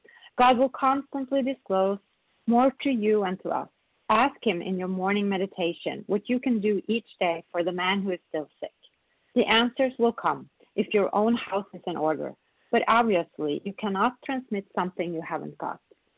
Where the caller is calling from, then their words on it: Sweden; I'm a recovered compulsive overeater, and I'm calling from Sweden today.